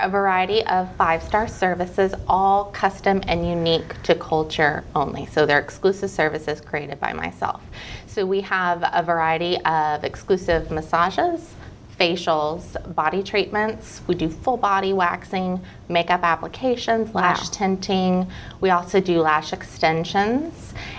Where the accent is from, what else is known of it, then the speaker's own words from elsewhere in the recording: Midwest, United States; Not originally. I'm originally from the Midwest, but my husband John and I have moved all over.